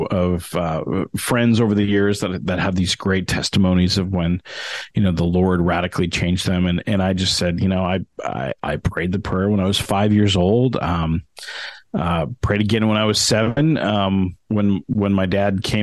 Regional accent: Denver, Colorado, United States; moved away as an adult; also born or lived in Calumet, Michigan; now in Pacific Northwest, United States; I was actually born up towards where you guys are, up in Upper Michigan, up in Calumet, Michigan, lived there until I was about 7. And then kind of my family moved to Denver, Colorado, which is where I did the rest of my growing up

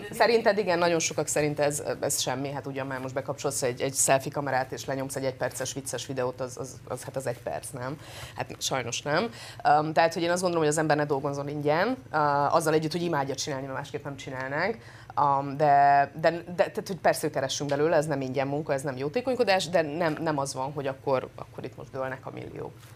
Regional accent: Transylvania, Romania; moved away as an adult; now in Budapest, Hungary; Én erdélyi lány vagyok

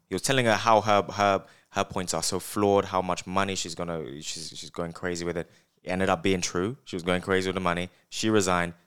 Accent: United Kingdom; I'm from, from the U K.

